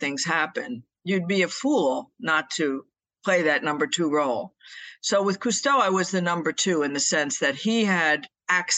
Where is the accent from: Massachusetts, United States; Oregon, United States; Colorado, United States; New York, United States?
New York, United States; New York City; I was born in New York City, and I still live in the northeast of the United States